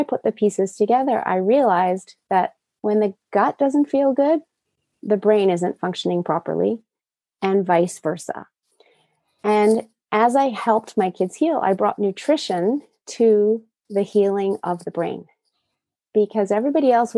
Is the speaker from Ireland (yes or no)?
no; Japan; moved away; I was raised in Japan in the 70s in a highly toxic environment.